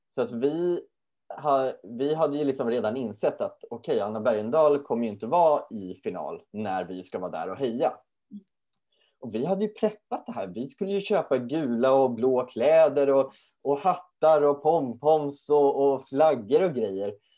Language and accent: Swedish; Sweden; we're not from uh, Germany, we're from Sweden